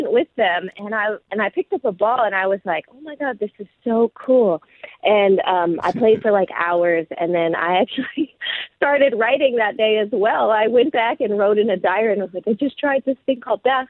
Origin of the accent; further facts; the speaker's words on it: Los Angeles, California, United States; Yeah, you know, so I'm from Los Angeles, and I was in elementary school